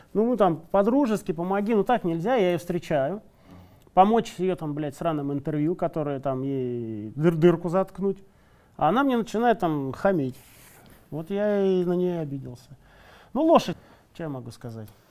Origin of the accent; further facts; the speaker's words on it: Saint Petersburg, Russia; мы же из Питера все